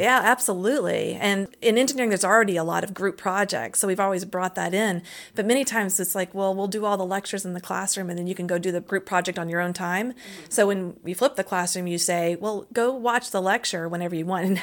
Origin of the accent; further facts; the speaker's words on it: Lexington, Kentucky, United States; I grew up in Kentucky. Kentucky, Lexington, Kentucky